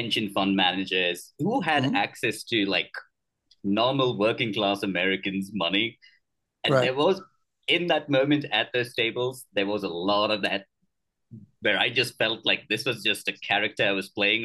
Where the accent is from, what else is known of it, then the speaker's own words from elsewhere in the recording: India; moved away; also born or lived in United Kingdom; I was born in India.